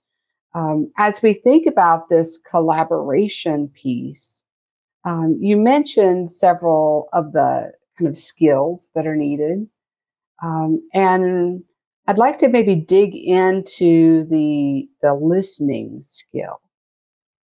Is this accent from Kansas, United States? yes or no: yes; Kansas, United States; moved away as an adult; coming back to my hometown in Kansas